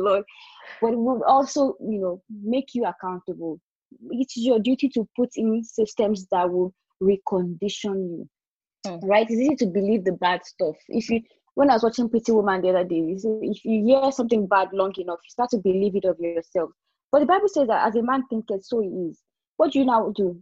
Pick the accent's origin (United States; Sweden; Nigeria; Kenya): Nigeria; moved away as an adult; also born or lived in England; I was opportune to live outside of my country where I grew up in Nigeria